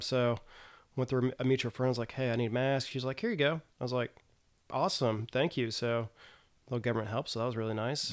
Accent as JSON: {"language": "English", "region": "Tennessee", "country": "United States", "moved": "as an adult", "lives_now": "South Korea", "said": "I'm actually from Tennessee"}